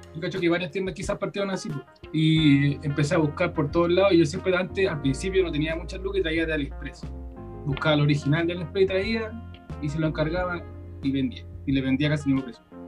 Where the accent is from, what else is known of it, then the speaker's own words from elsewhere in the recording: Quilpué, Valparaíso, Chile; Yo soy acá de la quinta región de Quilpué, somos de acá nosotros